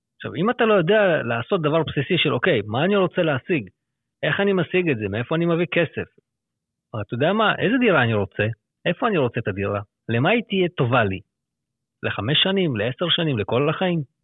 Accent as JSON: {"language": "Hebrew", "town": "Lod", "region": "Central District", "country": "Israel", "also_born_or_lived": "Herzliya / Jaffa / Petah Tikva / Hod HaSharon", "moved": "as an adult", "lives_now": "Afula, Israel", "said": "במקור אני מלוד"}